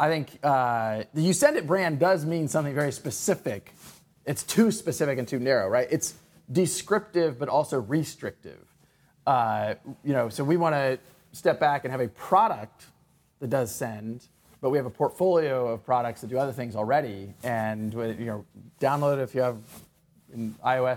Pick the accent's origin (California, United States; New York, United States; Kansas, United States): Kansas, United States; now in Silicon Valley, United States; I grew up in Kansas